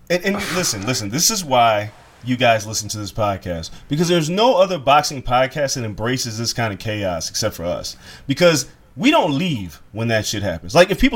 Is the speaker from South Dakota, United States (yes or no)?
no; Las Vegas, Nevada, United States; I grew up black in Vegas